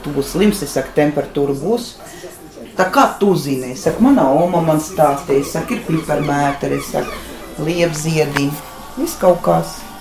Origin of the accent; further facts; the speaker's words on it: Liepāja, Latvia; moved away as an adult; also born or lived in Monaghan, Ireland; now in Ireland; es pati esmu no Liepājas, pabeidzu arotvietu skolu